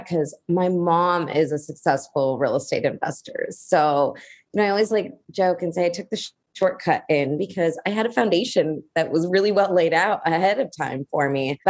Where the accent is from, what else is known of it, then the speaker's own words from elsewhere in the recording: United States; I'm Indian by origin. I was born in America, but my parents both immigrated here in 1980